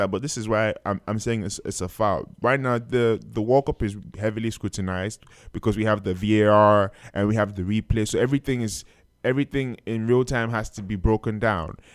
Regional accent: Nigeria; I am Nigerian

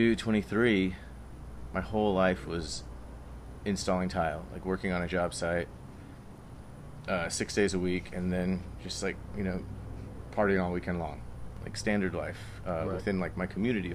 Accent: Austin, Texas, United States; we're in Austin, Texas right now. I'm from Austin

